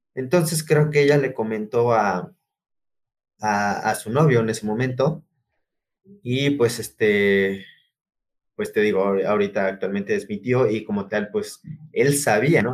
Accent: Oaxaca, Mexico; moved away; Originario de Oaxaca. No, no, no del centro. No, no, no. Ya es como las orillas, las orillas de Oaxacán, ya casi. Ah, ahora sí que relativamente ya colindando casi con Puebla

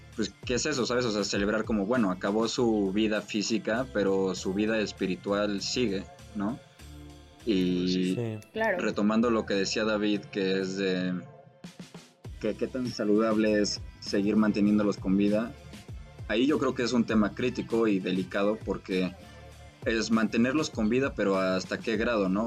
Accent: Mexico; yo mínimo como mexicano

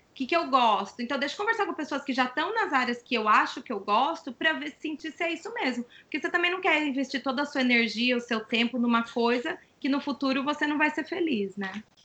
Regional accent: Brazil; moved away as an adult; now in United States; lá vai a brasileira

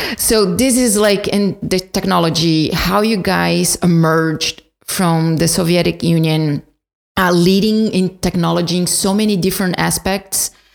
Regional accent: São Paulo, Brazil; moved away; I'm from São Paulo

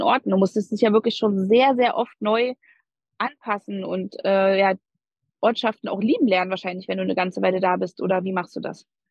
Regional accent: Berlin, Germany; ich bin eine totale Berliner Göre. Ich bin in Berlin geboren und aufgewachsen.

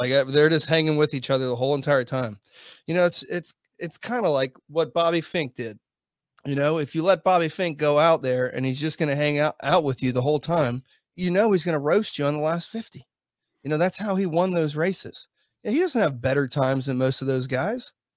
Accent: United States; I'm American

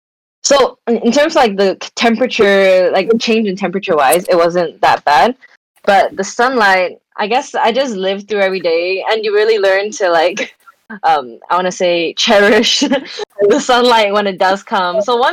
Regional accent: Shanghai, China; I grew up in Shanghai, so we had all four seasons.

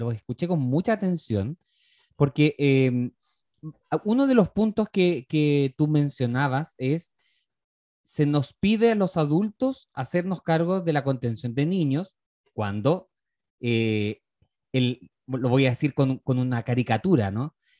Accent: Chile; nosotros como sociedad chilena

